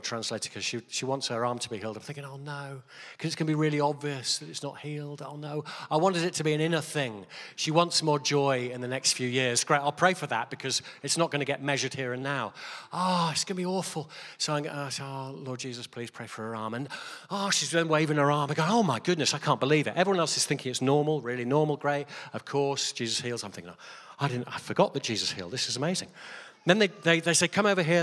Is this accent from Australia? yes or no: no; Stafford, West Midlands, United Kingdom; I'm just like from Stafford